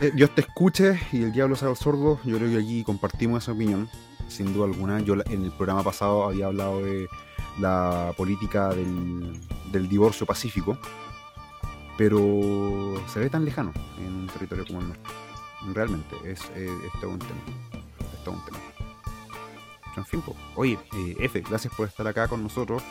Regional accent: Chile; Somos todos chilenos, desde el norte hasta

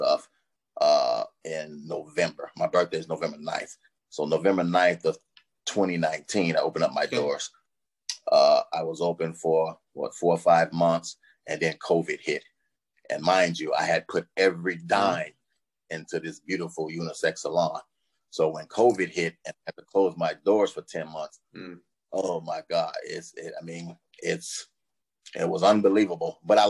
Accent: Chicago, Illinois, United States; moved away as an adult; now in Los Angeles, United States; I'm originally from Chicago. I lived in several different cities across the United States

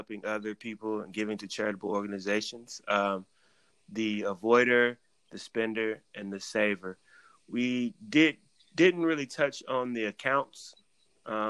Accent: the Bible Belt, the South, United States; I was raised in the Bible Belt

